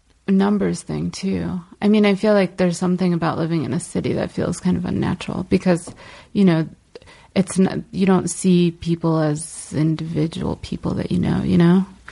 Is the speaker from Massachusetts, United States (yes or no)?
yes; Brookline, Massachusetts, United States; moved away as an adult; also born or lived in Moscow, Russia / New York; now in Los Angeles, United States; Yeah, I grew up in Brookline. And then I moved to New York when I went to college.